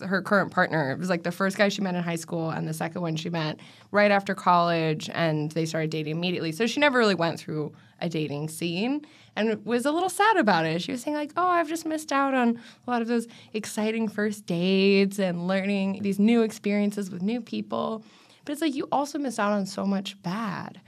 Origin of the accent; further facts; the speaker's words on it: Washington, United States; I grew up in Washington